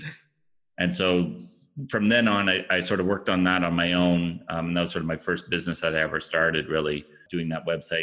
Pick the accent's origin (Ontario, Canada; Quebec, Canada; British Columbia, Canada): Ontario, Canada; Ottawa; also born or lived in Toronto area; I'm originally from Ottawa, Canada, which is home of Shopify. I went to school here, went to high school here